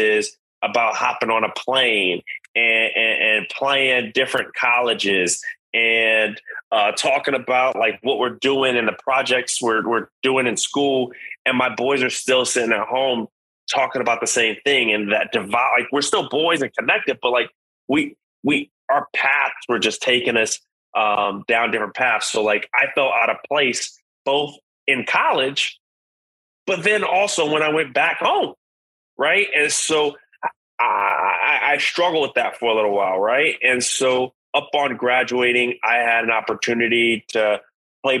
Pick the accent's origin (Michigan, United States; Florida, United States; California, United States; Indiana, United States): California, United States; Los Angeles; I'm originally from South Central Los Angeles. Born and raised, single mom